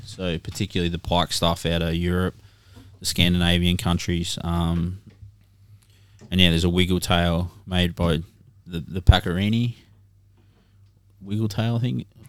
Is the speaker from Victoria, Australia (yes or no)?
yes; Cohuna, Victoria, Australia; as a kid growing up in Korowa